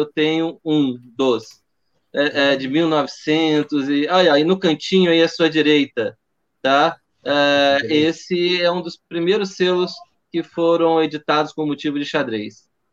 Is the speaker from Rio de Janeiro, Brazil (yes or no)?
yes; Rio de Janeiro, Brazil; sou carioca